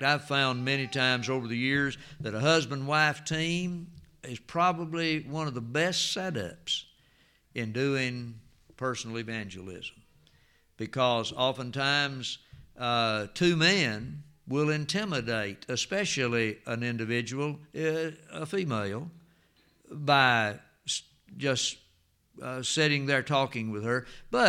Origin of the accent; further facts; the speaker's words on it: Antioch, Tennessee, United States; Some of you remember Miss Dixie and Mr. Donald from down on Flint's Creek, went to Antioch where I grew up in Jackson County.